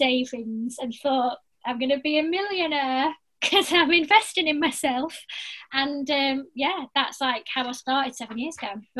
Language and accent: English; Blackpool, North West England, United Kingdom; I'm from Blackpool, but I've lived everywhere.